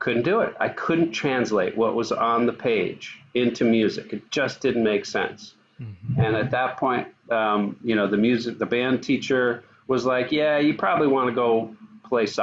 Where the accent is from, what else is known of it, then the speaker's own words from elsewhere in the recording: New York, United States; I grew up in New York